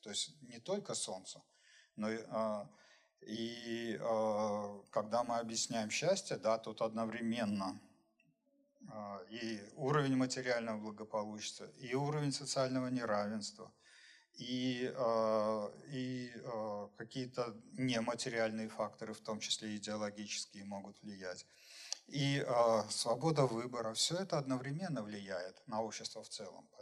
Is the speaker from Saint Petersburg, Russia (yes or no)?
yes; Saint Petersburg, Russia; сам я из Петербурга